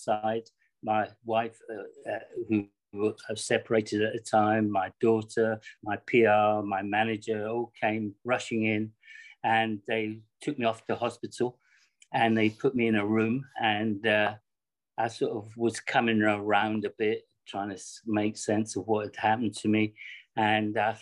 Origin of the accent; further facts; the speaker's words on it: Scotland, United Kingdom; when I grew up in Scotland, I was living in a very, very downtrodden area